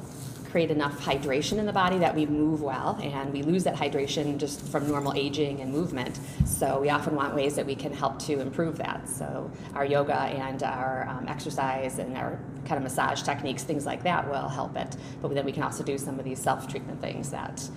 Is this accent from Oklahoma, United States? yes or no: no; Sterling Heights, Michigan, United States; also born or lived in Detroit, Michigan / Berkley, Michigan; I was born in Detroit. So I grew up, started in Berkeley, and then most of my childhood was in Sterling Heights